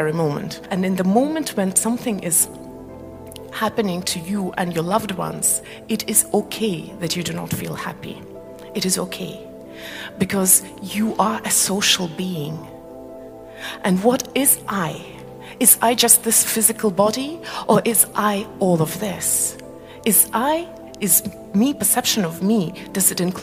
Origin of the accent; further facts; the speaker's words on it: Malaysia; moved away; also born or lived in Estonia; I come from Malaysia, we don't have seasons there